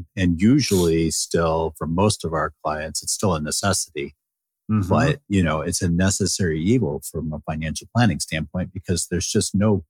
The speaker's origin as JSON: {"language": "English", "region": "Michigan", "country": "United States", "tie": "born or raised there", "said": "growing up in Michigan"}